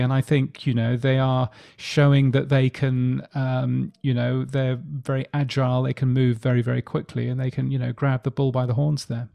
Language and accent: English; United Kingdom; moved away as an adult; now in Australia; You can tell that I'm a Brit